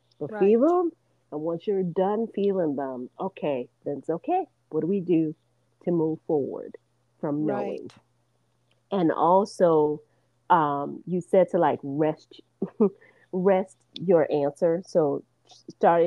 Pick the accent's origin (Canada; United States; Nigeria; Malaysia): Nigeria; moved away; I'm originally from Nigeria